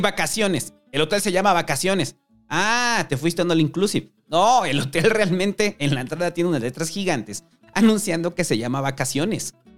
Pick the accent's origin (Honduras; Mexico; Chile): Mexico; Mexico City; somos los habitantes de la Ciudad de México